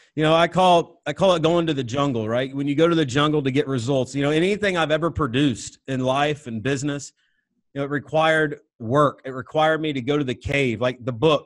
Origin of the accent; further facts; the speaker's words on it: Northwest Missouri, United States; I grew up in Northwest Missouri